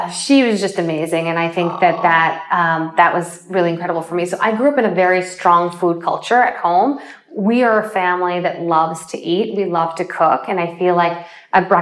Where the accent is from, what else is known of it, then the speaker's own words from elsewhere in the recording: Springfield, Illinois, United States; I was born in Springfield, Illinois